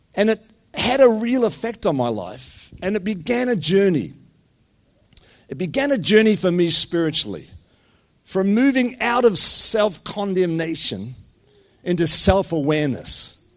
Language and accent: English; New Zealand; moved away as an adult; also born or lived in New York City, United States / Scotland; now in Blue Mountains, Australia; in a little church in New Zealand where my parents pioneered a church. I'm a Kiwi